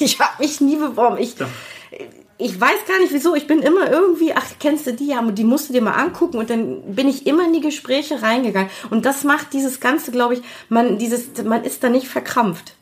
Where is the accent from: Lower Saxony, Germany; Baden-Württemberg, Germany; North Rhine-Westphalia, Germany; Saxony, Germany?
North Rhine-Westphalia, Germany; Düsseldorf; also born or lived in Kiel; aufgewachsen hier in Düsseldorf äh, im Studentenheim in Bilk.